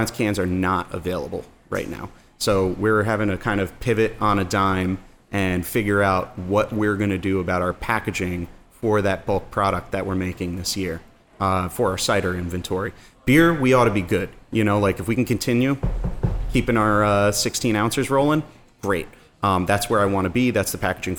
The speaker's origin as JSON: {"language": "English", "town": "New Rochelle", "region": "New York", "country": "United States", "tie": "born or raised there", "said": "New Rose, my hometown. This is where I grew up"}